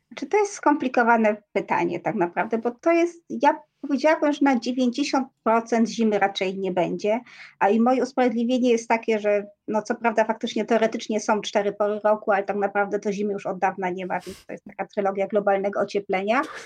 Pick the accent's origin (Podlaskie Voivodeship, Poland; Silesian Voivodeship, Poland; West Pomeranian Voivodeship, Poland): Silesian Voivodeship, Poland; first language Polish; ja jestem ślązaczką z urodzenia, natomiast ja nie mówię po, po śląsku niestety